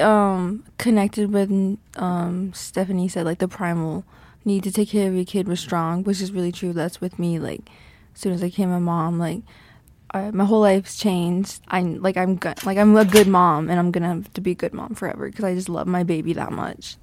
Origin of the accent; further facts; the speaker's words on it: St. Ignatius, Montana, United States; also born or lived in Missoula, Montana; I'm from Flathead Reservation, um, Saint Ignatius, like, outside of Saint Ignatius. Like, that's where I grew up